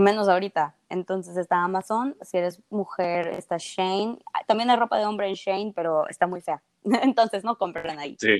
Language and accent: Spanish; Mexico; yo siendo de México